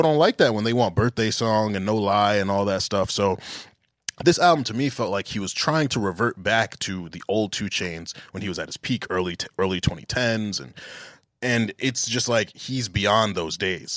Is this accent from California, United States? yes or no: no; Englewood, New Jersey, United States; I'm from Englewood, New Jersey